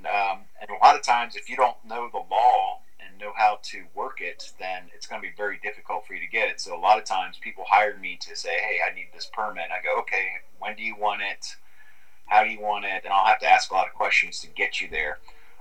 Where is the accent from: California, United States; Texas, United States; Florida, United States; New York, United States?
Florida, United States; Orlando; I grew up in Orlando, Florida, so I'm a Central Florida person. I've never spent much time on the West Coast of Florida.